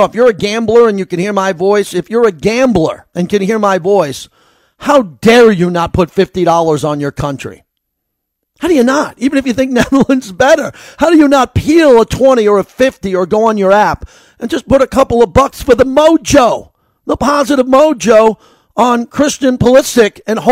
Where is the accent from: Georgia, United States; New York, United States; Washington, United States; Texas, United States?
New York, United States; moved away as an adult; also born or lived in Los Angeles / San Francisco; now in Las Vegas, United States; I'm from New York. I lived in L.A. for 10 years, San Francisco for two